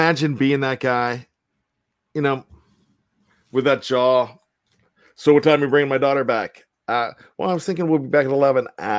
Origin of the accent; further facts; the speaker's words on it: Johnstown, Pennsylvania, United States; We're from Pennsylvania. I know he's Central Pennsylvania. I'm Western, maybe Central Pennsylvania, being Johnstown.